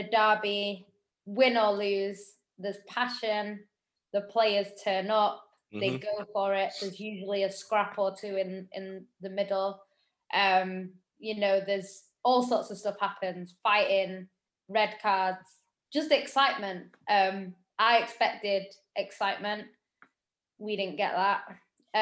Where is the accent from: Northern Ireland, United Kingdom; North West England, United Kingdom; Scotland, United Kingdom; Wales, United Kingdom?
North West England, United Kingdom; Manchester; as a Mancunian